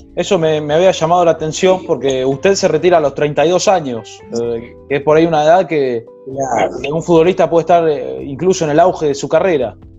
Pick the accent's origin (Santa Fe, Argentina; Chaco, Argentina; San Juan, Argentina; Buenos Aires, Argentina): Buenos Aires, Argentina; soy, soy de Villurquiza